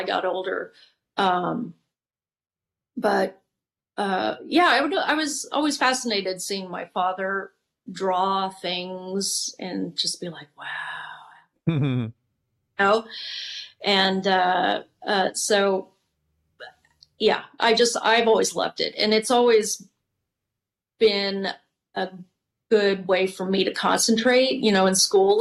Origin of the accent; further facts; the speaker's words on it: Dallas, Texas, United States; I grew up in Dallas, Texas with, my parents both being creative in, different ways